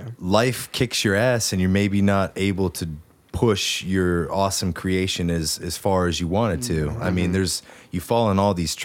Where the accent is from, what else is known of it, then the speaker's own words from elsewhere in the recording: West Virginia, United States; we're from West Virginia.